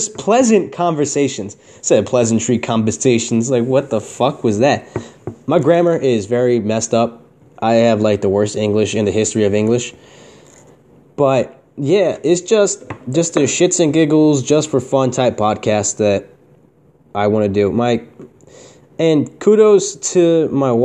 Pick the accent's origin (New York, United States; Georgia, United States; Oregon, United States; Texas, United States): New York, United States; Newburgh; I was born in Newburgh, New York, USA